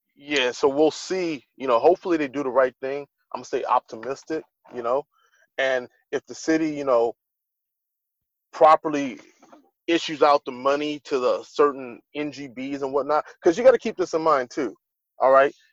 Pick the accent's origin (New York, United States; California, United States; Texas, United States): California, United States; Los Angeles; right here in my hometown